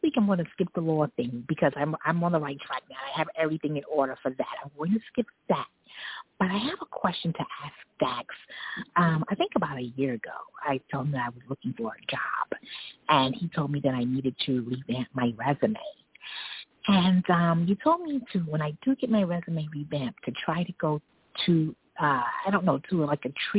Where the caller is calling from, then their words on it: New York City, New York, United States; I'm calling from New York City.